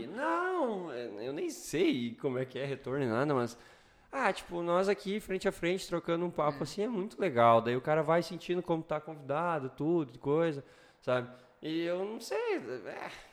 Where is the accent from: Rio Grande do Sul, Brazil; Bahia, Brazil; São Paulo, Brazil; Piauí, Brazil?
Rio Grande do Sul, Brazil; Sobradinho; moved away as an adult; now in Santa Cruz do Sul, Brazil; eu sou de Sobradinho